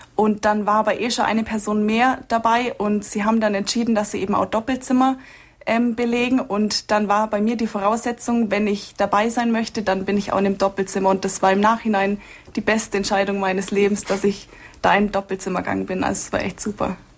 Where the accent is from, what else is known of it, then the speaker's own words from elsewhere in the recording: Altenstadt, Bavaria, Germany; moved away as an adult; now in Munich, Germany; Ich komme gebürtig aus Altenstadt bei Schongau, also eine Stunde südlich von Augsburg